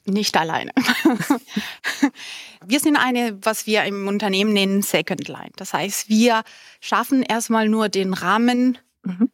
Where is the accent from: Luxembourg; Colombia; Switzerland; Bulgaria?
Colombia; first language Spanish; German is a second language; moved away; ich bin halb Kolumbianerin, halb Deutsch und meine Muttersprache ist eigentlich Spanisch. Das war dann die erste Sprache.